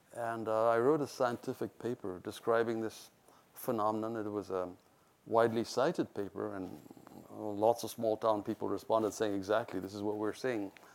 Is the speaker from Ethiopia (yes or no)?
yes; Ethiopia; moved away; also born or lived in India; Ethiopia was easy because I was born there